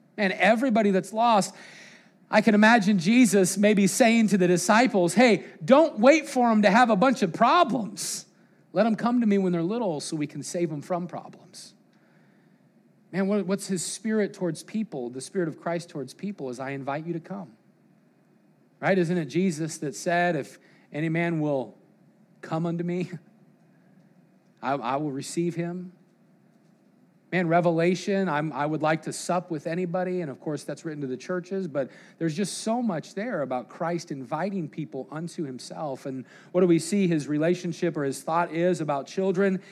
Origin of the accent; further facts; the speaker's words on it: Colorado, United States; growing up in Colorado